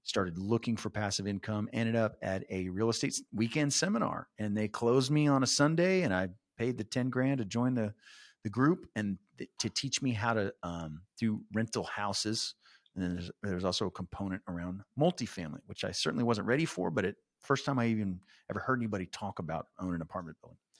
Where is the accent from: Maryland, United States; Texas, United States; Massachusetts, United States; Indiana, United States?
Texas, United States; San Antonio; I was born and raised in San Antonio.